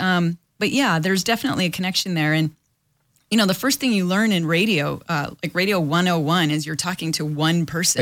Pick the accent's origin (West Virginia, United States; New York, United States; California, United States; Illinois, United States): California, United States; Los Angeles; born and raised in Los Angeles